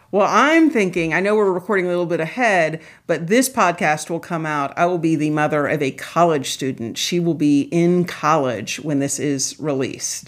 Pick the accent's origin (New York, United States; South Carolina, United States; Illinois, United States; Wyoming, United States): South Carolina, United States; Charleston; I grew up in Charleston, South Carolina